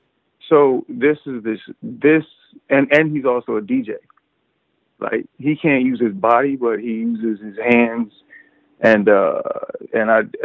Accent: Chester, Pennsylvania, United States; I was born and raised in Chester, Pennsylvania

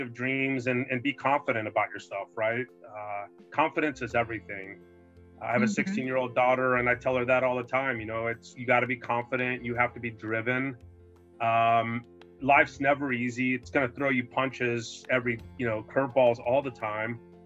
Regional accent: El Paso, Texas, United States; now in San Francisco Bay Area, United States; I grew up in El Paso

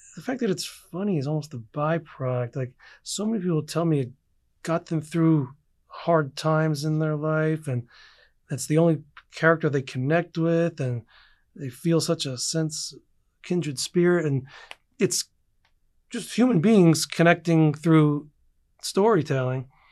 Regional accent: East Coast, United States; I grew up like anyone on the East Coast

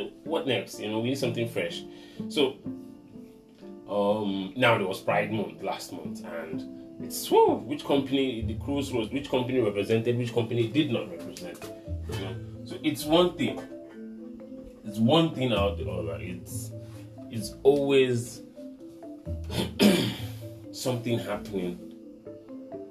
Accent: Nigeria; As a Nigerian

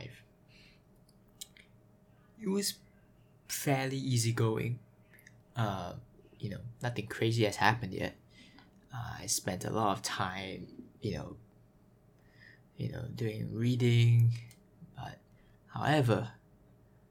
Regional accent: Singapore; I am from Singapore, Singapore, born here, raised here, in a Chinese family

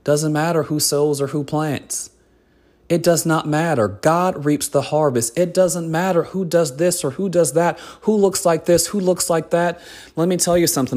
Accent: United States

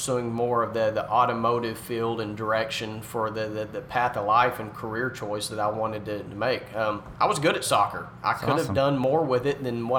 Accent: Paris, Texas, United States; I was born and raised in Paris, Texas

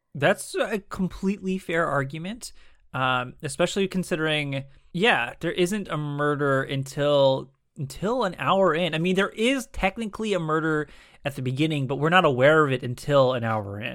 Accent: United States; we as average American citizens

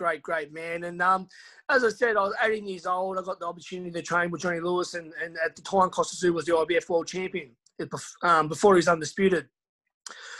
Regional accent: Hobart, Tasmania, Australia; moved away as an adult; my hometown of Hobart

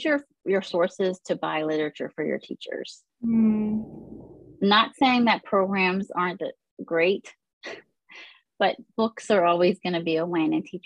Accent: Woodbridge, Virginia, United States; I grew up in Northern Virginia, Woodbridge, Virginia

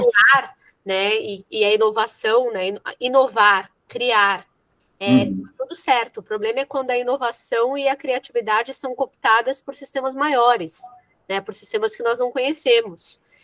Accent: São Paulo, Brazil; moved away as an adult; now in Rio Grande do Sul, Brazil; eu sou de São Paulo, né? Eu moro aqui no Rio Grande do Sul desde 2012.

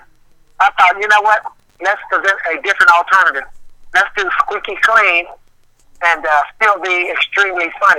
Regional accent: Louisville, Kentucky, United States; now in Atlanta, United States; he was right there in my hometown

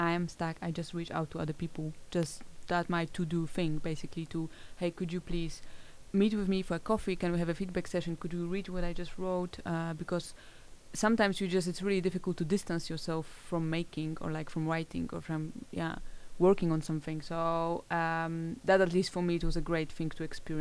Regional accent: Poland; moved away as an adult; now in Netherlands; I'm coming from Poland, which is part of European Union

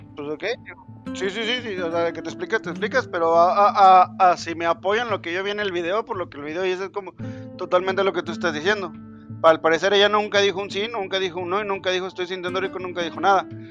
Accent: central Mexico, Mexico; tú y yo, que somos mexicanos del centro del país

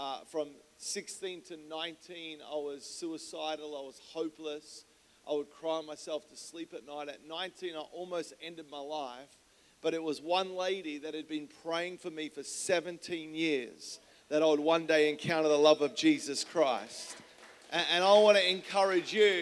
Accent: Melbourne, Victoria, Australia; moved away as an adult; now in San Diego, United States; I grew up in Melbourne, Australia

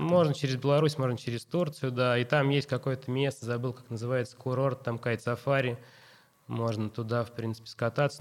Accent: Russia; мы из России

